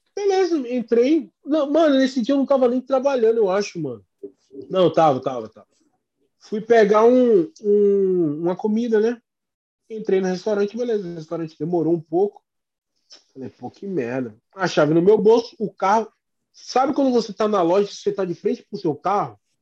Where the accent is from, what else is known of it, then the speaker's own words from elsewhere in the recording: Brazil; first language Portuguese; also born or lived in Boston, United States; now in United States; nós somos brasileiros, a gente é do Brasil.